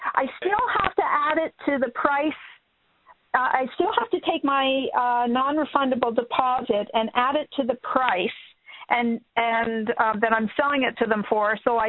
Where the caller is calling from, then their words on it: Minnesota, United States; Hey, Minnesota.